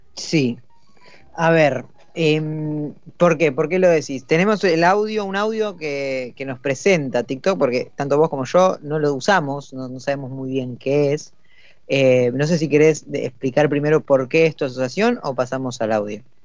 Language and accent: Spanish; Buenos Aires Province, Argentina; los dos conductores somos del conurbano